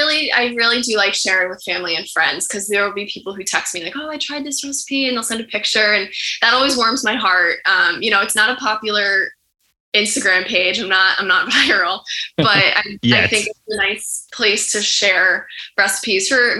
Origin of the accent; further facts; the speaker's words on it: Morristown, New Jersey, United States; my hometown in Morristown, New Jersey